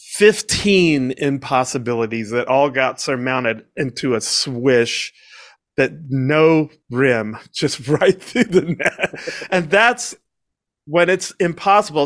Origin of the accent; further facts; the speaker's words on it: Washington, District of Columbia, United States; also born or lived in Georgia; now in Boca Raton, United States; growing up in Washington, D C